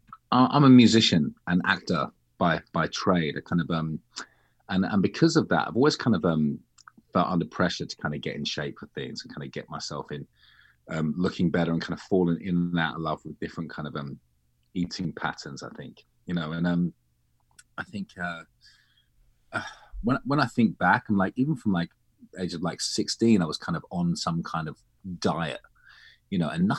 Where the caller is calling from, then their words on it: East of England, United Kingdom; I'm in North London. Well, just outside North London. It's just into Hertfordshire, which is kind of like fake countryside.